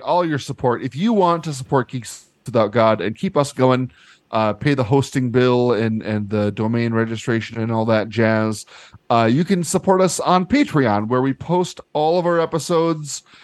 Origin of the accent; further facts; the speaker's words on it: United States; growing up in American institutions